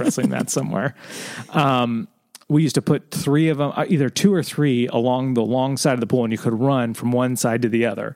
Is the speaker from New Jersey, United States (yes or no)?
no; Southern California, United States; I was born in Southern California, we had a pool in our backyard.